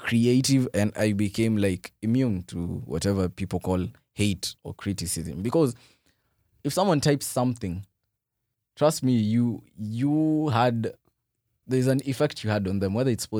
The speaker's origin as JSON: {"language": "English", "region": "Nairobi", "country": "Kenya", "said": "Yeah, out of the, being raised in the ghetto. Where? 35, 60. Uh-huh. I'm from Umoja."}